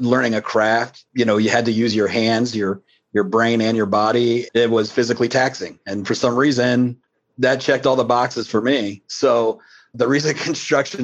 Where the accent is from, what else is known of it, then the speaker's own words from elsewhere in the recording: Columbus, Ohio, United States; also born or lived in Cleveland, Ohio; We moved down here when I was pretty young from Cleveland